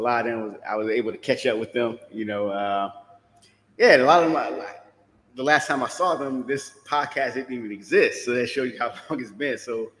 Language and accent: English; Detroit, Michigan, United States; moved away; my hometown, Detroit.